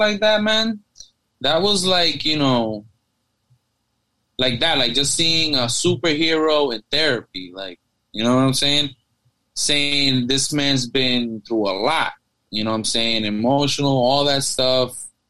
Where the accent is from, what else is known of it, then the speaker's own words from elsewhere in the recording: New York, United States; when I grew up in New York